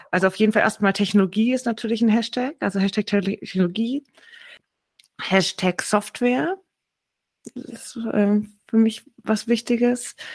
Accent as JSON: {"language": "German", "region": "Baden-Württemberg", "country": "Germany", "said": "ich komme aus Schwaben. Also ich bin, ich rede heute nicht nur aus Stuttgart, sondern ich komme hier aus der Nähe von Stuttgart."}